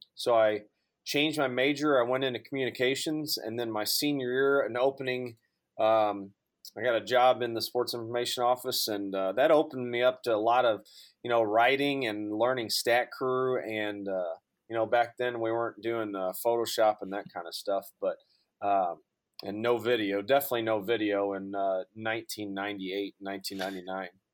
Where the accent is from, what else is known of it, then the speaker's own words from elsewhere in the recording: just outside of St. Louis, Southern Illinois, United States; also born or lived in Durham, North Carolina; now in St. Louis, United States; I'm born and raised in Southern Illinois, just outside of St. Louis